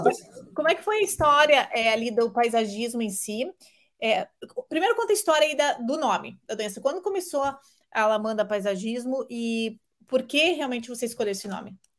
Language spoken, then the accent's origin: Portuguese; Curitiba, Paraná, Brazil; Eu sou curitibana